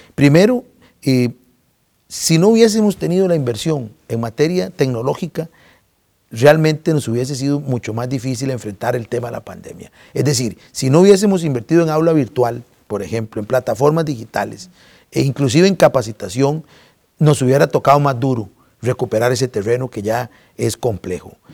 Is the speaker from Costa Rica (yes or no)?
yes; Costa Rica; como sociedad costarricense